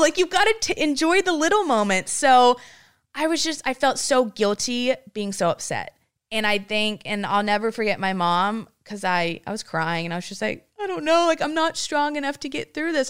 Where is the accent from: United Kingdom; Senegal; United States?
United States; Granbury, Texas; I'm a girl from Granbury, Texas, population ten thousand.